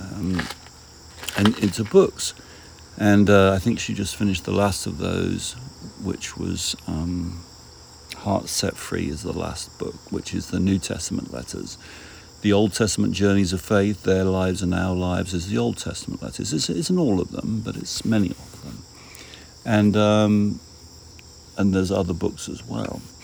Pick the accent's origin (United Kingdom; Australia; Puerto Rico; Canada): United Kingdom; being a British person